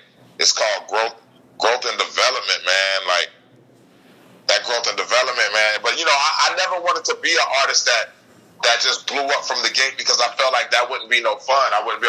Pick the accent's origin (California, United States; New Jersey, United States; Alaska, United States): California, United States; Fresno; Well, I'm from Fresno, so I kind of grew up off that music, man. Off of mob music. You know, that's a big Bay Area influence in Fresno, California.